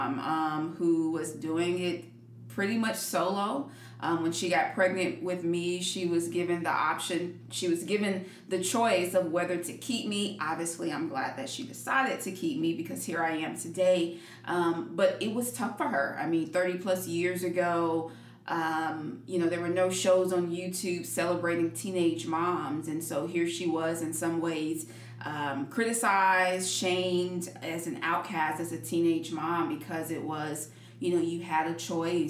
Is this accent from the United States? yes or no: yes; Jacksonville, Florida, United States; now in Virginia, United States; I was born and raised in Jacksonville, Florida.